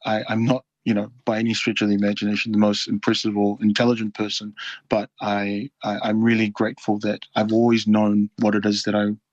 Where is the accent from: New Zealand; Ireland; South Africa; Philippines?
New Zealand; Auckland; also born or lived in Noumea, New Caledonia; I was born in Noumea, capital city of New Caledonia, and my family moved to New Zealand when I was around maybe 5 or 6 years old. We settled in Papatoetoe, which is a suburb in South Auckland, and I'm really grateful that my family placed our roots in South Auckland. I'm so proud to have grown up in that community